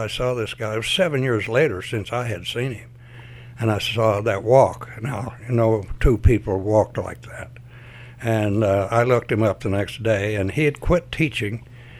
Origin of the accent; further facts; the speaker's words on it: United States; moved away as an adult; now in Kearney, United States; At South Dakota State College, we were both, he was from Tyna, Avalon area, and I was from Smithville, Rocky Point, Paradise.